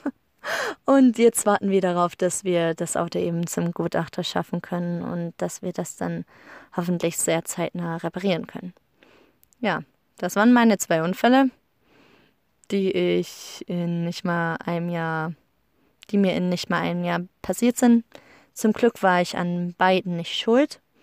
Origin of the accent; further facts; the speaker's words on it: Germany; now in Iceland; bei uns in Deutschland